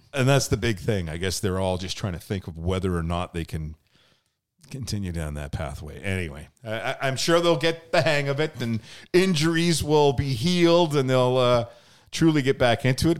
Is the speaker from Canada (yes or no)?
yes; Lower Mainland, British Columbia, Canada; moved away as an adult; also born or lived in Edmonton, Alberta; now in Okanagan, Canada; I'm originally from the Lower Mainland, ended up moving to Eb, Edmonton for almost ten years.